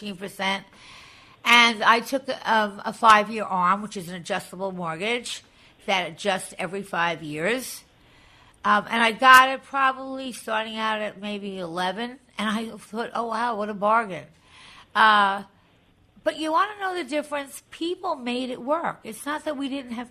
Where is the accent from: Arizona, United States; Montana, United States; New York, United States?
New York, United States; Long Island; I was originally from Long Island